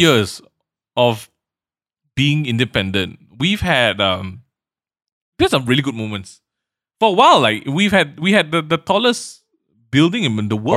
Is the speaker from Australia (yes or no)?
no; Malaysia; we are proud about being Malaysian